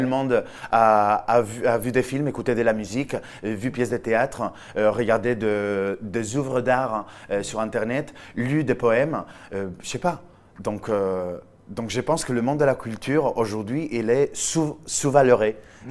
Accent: Villajoyosa, Valencian Community, Spain; accent: Spanish; French is a second language; moved away as an adult; now in France; Je viens d'Alicante, je viens d'une petite ville au bord de la mer en Espagne qui s'appelle Villajoyosa.

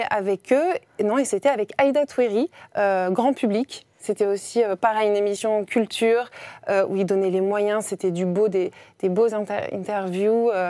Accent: Grenoble, Auvergne-Rhône-Alpes, France; avril 88 euh, à Grenoble. À Grenoble. Et où avez-vous grandi À Grenoble toujours À Grenoble aussi, dans les belles montagnes.

